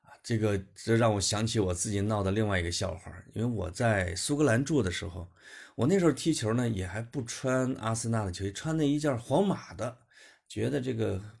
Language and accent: Chinese; Henan, China; 因为我是一个河南人嘛，也可以叫中原人，就在讲以我是一个长得很像游牧民族的一个中原人这样的身份